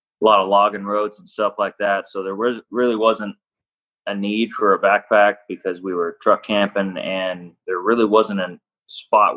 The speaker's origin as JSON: {"language": "English", "region": "Northern California", "country": "United States", "tie": "born or raised there", "moved": "yes", "lives_now": "Idaho, United States", "said": "I grew up in Northern California. I know the native Idahoans don't like hearing that, but I came from Northern California"}